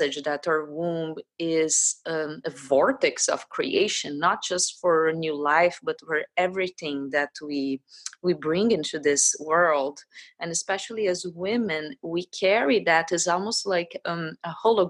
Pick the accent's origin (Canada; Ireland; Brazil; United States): Brazil; I am Brazilian, but my father's from Poland, so I'm also from Polish ancestry.